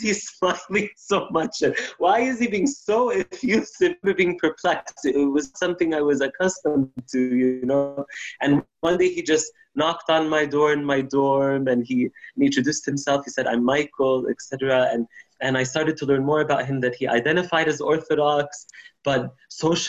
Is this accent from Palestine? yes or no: yes; Palestine; moved away as an adult; I grew up in Palestine